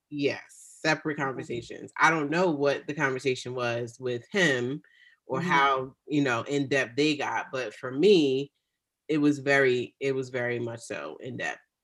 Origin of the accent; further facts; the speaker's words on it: United States; I am African American